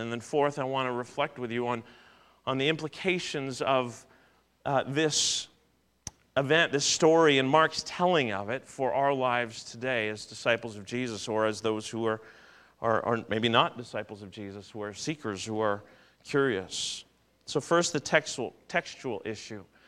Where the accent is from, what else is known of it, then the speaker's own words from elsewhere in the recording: Southern Ontario, Canada; Growing up in Southern Ontario